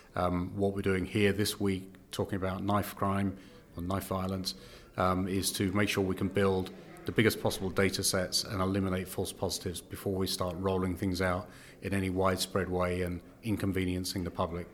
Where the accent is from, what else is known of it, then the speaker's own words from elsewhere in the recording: United Kingdom; accent: British; moved away as an adult; now in Canada; as you can, uh, tell from my accent, I am British